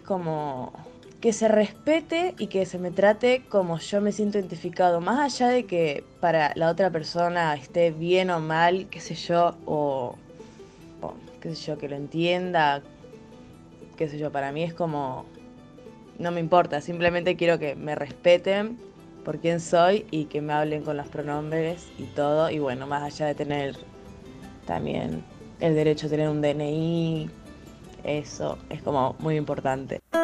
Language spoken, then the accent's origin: Spanish; Rosario, Santa Fe, Argentina; soy de Rosario